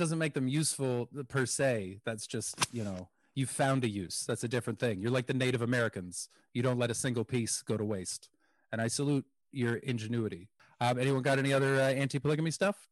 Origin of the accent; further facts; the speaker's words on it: Canada; as a Canadian